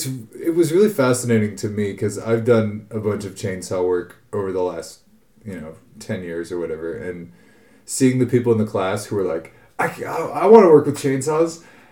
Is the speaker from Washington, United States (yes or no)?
yes; near Seattle, Washington, United States; born or raised there; moved away as an adult; also born or lived in Norway